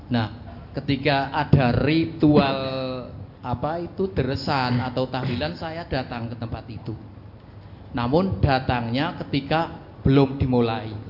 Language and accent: Indonesian; Wonosobo, Central Java, Indonesia; asal dari Wonosobo.